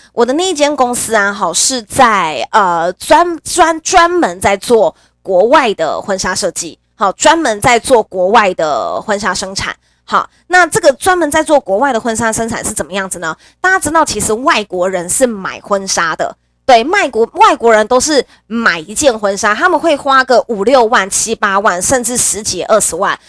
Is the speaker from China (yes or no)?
no; Nantou County, Taiwan; moved away as an adult; 我自己本身是中部的小孩，我是南投人